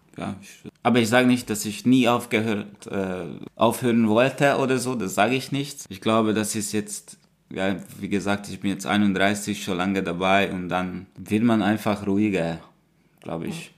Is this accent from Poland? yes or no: no; Hungary; moved away as an adult; now in Germany; Ich komme aus Ungarn. Ich lebe seit fünf Jahren in Deutschland.